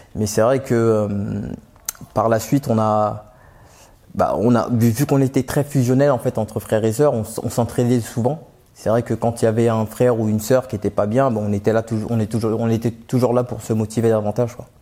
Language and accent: French; Aubervilliers, Île-de-France, France; also born or lived in Pantin; J'ai grandi à Aubervilliers